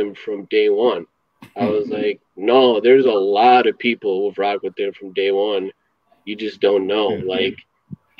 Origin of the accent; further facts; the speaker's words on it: Chicago, Illinois, United States; I'm from Chicago